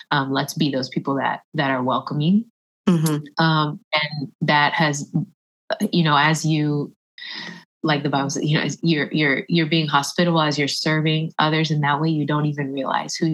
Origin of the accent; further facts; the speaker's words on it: Puerto Rico; yeah, I'm Puerto Rican by the way, so I have the Taino blood. Like you know, we just love the island.